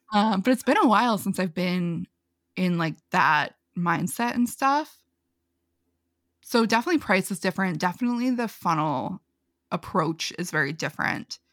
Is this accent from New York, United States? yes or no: yes; New York, United States; I'm from New York. I talk really fast sometimes.